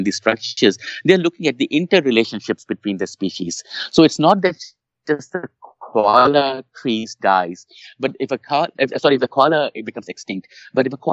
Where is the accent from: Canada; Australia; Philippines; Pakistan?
Pakistan; English is a second language; moved away; You know, I was born in Pakistan. I lived parts of my life in Pakistan.